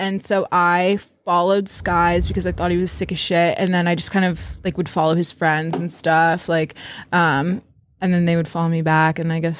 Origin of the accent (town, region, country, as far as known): Lancaster, Pennsylvania, United States